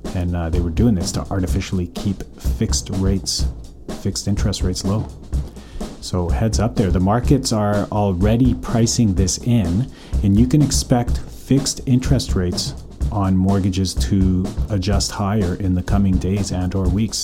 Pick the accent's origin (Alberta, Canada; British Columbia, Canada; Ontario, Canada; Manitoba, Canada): Alberta, Canada; Calgary; born or raised there; now in North Vancouver, Canada